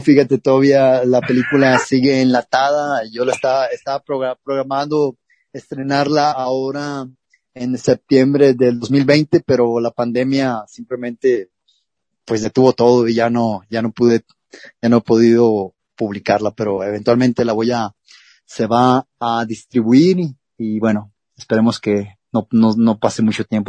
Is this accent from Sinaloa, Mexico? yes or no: yes; Culiacán, Sinaloa, Mexico; En Culiacán, Sinaloa, de donde yo soy originario